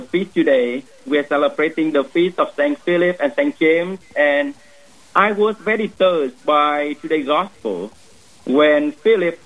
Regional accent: Vietnam; moved away as an adult; now in Wyoming, United States; Originally, I am from Vietnam. I came to Wyoming in 2008 in order to become a seminarian

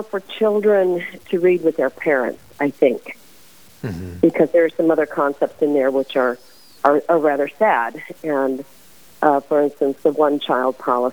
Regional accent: St. Louis, Missouri, United States; also born or lived in California / New York; now in Connecticut, United States; where I am now, originally from the Midwest, St. Louis.

